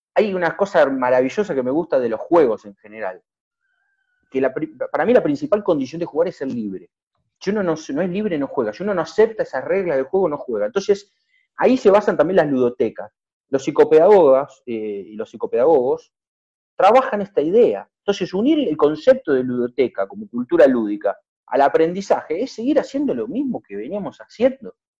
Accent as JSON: {"language": "Spanish", "town": "Zapala", "region": "Neuquén", "country": "Argentina", "also_born_or_lived": "Buenos Aires", "moved": "yes", "said": "yo soy neuquino, soy zapalino, en realidad soy un, porteño mentiroso"}